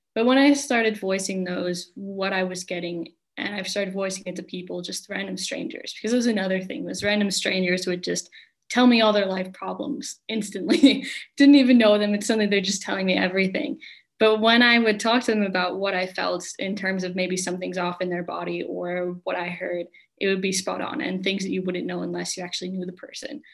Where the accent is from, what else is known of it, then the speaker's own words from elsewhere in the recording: United States; moved away as an adult; now in Finland; I'm from America